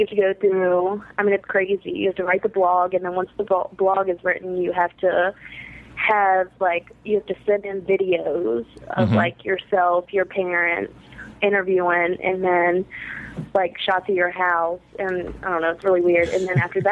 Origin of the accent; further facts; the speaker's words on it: the South, United States; we're from the South